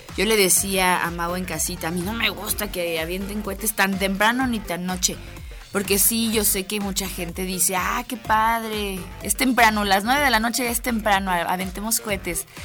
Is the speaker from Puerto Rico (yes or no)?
no; Mexico; parte de los mexicanos